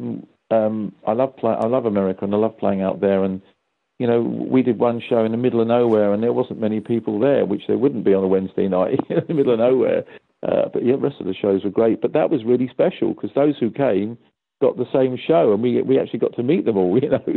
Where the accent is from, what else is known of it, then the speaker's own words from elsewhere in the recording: London, United Kingdom; I'm from London.